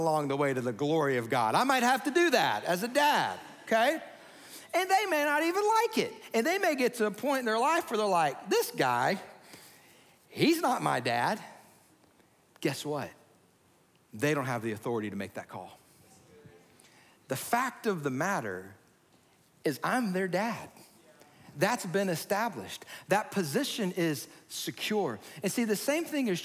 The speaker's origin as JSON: {"language": "English", "region": "Georgia", "country": "United States", "tie": "born or raised there", "said": "as a kid growing up in Georgia"}